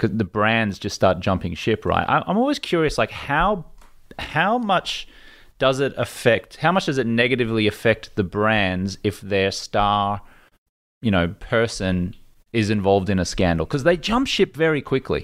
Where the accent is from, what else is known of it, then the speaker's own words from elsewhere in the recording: Australia; moved away as an adult; now in United States; an Australian kid who'd never been to America